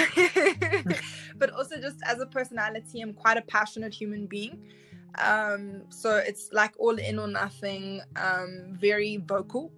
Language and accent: English; South Africa; I was raised by a single mother in South Africa.